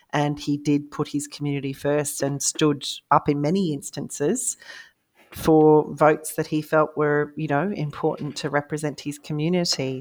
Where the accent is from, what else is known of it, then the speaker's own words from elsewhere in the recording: Australia; I am Australian